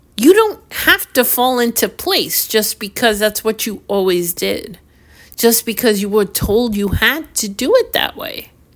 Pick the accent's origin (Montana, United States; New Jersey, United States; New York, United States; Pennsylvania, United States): New York, United States; I'm from New York